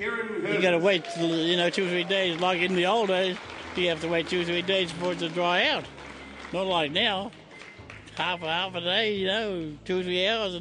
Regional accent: Homewood, Wellington, New Zealand; I'm from a place called Homewood on the coast out here.

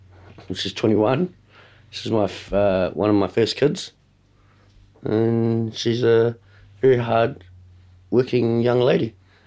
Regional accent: New Zealand; Growing up in New Zealand, it was it's so different coming to another country and trying to fit

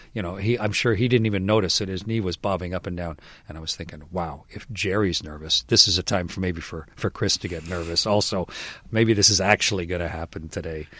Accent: Canada; I was Canadian

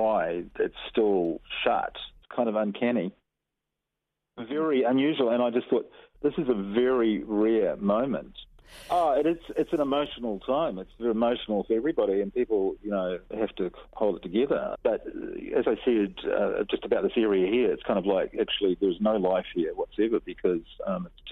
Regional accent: Ohope, Bay of Plenty, New Zealand; growing up in Ohopi, you're looking at the island all the time

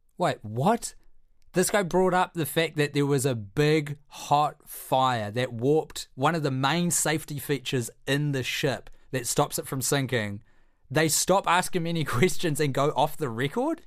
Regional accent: Christchurch, Canterbury, New Zealand; my childhood as a young pyro growing up in Christchurch

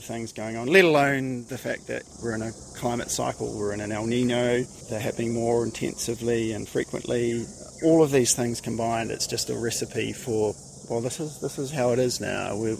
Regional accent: Christchurch, Canterbury, New Zealand; When I grew up here in the 70s

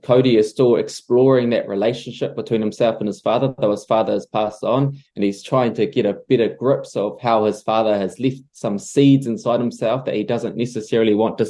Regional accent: Patea, Taranaki, New Zealand; we were born and raised in Patea.

